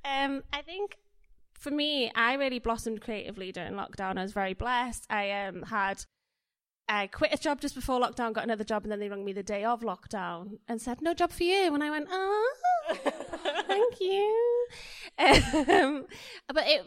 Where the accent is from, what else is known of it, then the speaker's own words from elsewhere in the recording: Wales, United Kingdom; as a Welsh person